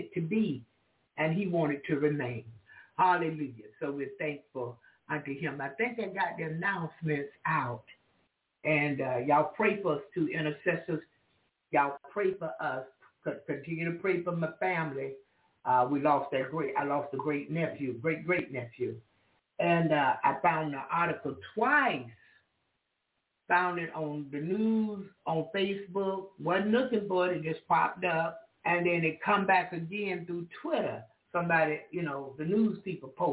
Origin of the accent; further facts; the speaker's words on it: the South, United States; I'm from the South